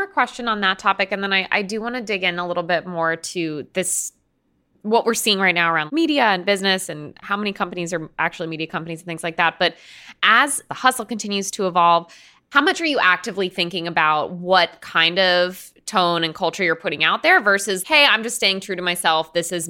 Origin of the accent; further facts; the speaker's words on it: East Coast, United States; I'm just letting you know that as an East Coaster.